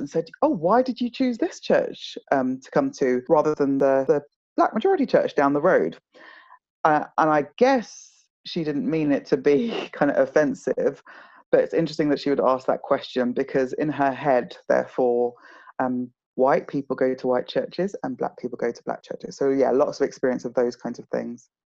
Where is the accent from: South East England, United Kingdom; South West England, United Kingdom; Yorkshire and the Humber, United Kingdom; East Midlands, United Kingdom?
South East England, United Kingdom; also born or lived in Nigeria / Kent / Hertfordshire / London; as a family of five Nigerians um, living in the home counties, so Kent, um, Hertfordshire, uh, and in and around London suburbs